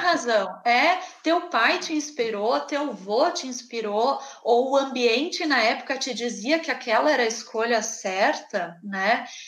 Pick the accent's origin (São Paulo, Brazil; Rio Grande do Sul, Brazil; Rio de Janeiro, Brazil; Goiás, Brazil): Rio Grande do Sul, Brazil; accent: gaúcho; eu sou do Rio Grande do Sul